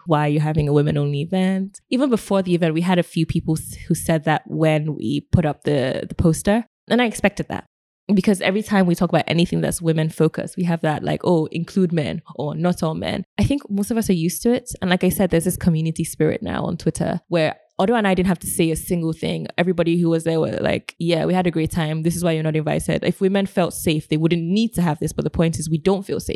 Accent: Nigeria; as a Nigerian

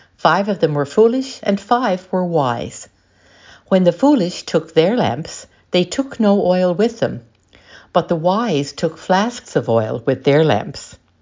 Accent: St. John's, Newfoundland and Labrador, Canada; I come from Saint John's in Newfoundland and Labrador in Canada

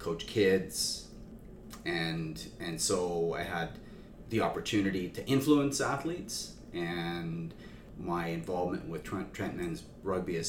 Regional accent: Saskatchewan, Canada; I grew up in Saskatchewan

